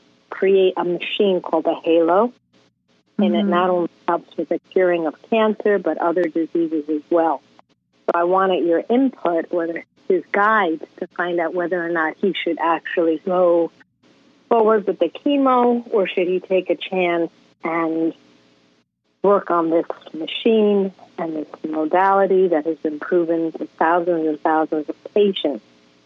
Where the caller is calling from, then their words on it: Sunrise, Florida, United States; I'm from Sunrise, Florida.